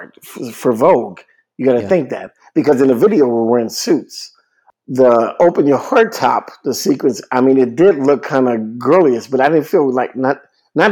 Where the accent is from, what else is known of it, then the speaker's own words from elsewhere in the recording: New Orleans, Louisiana, United States; I was born in New Orleans.